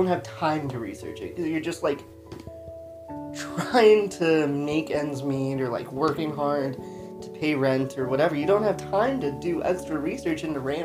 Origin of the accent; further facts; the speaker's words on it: New Mexico, United States; I grew up in New Mexico